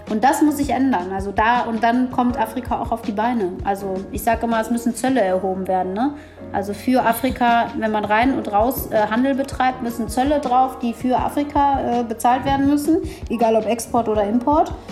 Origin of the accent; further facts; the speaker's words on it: Ethiopia; born there; Dann sage ich, ja, ich bin in Äthiopien geboren.